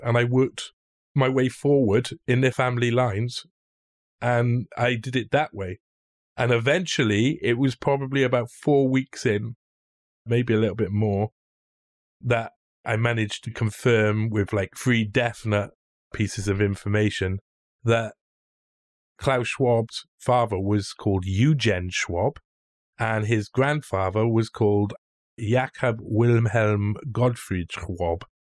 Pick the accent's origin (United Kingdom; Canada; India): United Kingdom; Cardiff, Wales; I come from Britain